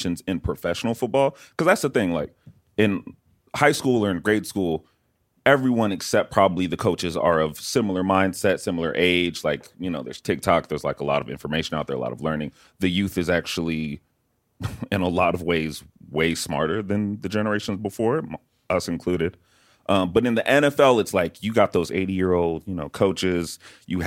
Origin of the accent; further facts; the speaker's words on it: Dallas, Texas, United States; where I grew up in Dallas, Texas